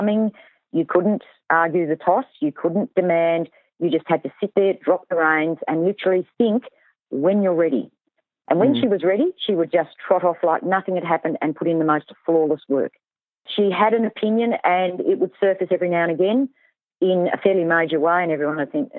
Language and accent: English; Tasmania, Australia; I'm from Tasmania.